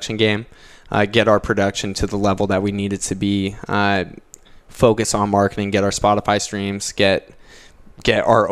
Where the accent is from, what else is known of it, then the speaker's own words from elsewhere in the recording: Iowa, United States; moved away; also born or lived in Durango, Colorado / Dayton, Ohio; Initially grew up in Iowa, so I'm definitely a Midwesterner at heart